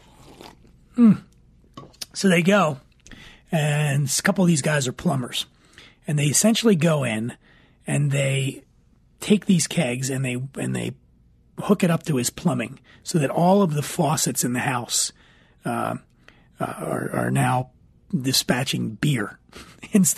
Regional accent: Philadelphia, Pennsylvania, United States; I'm from Philly.

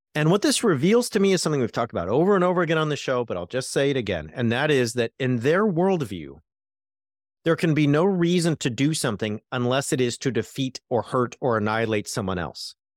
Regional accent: California, United States; As a Californian

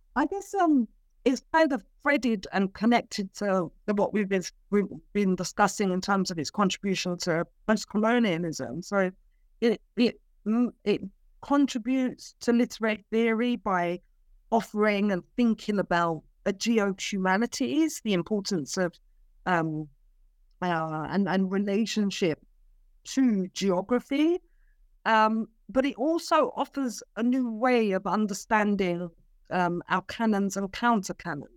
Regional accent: London, United Kingdom; moved away as an adult; also born or lived in Cyprus; I am a London-born Cypriot.

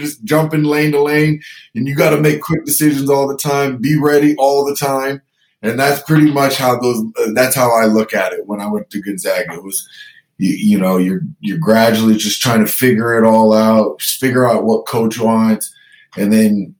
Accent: Canada; we're Canadian

